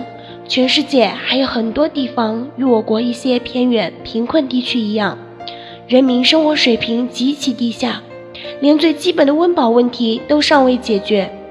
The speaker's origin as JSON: {"language": "Chinese", "town": "Lhasa", "region": "Tibet", "country": "China", "said": "大家好，我是来自拉萨的一名藏族女生。今天我想以一个演讲的形式唤起大家对粮食的珍惜。"}